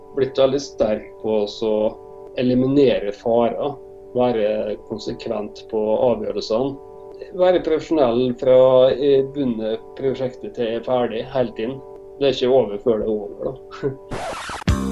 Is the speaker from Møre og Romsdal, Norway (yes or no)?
yes; Molde, Møre og Romsdal, Norway; moved away as an adult; also born or lived in Oslo; jeg er født i Molde eh, og oppvokst i Molde på et gårdsbruk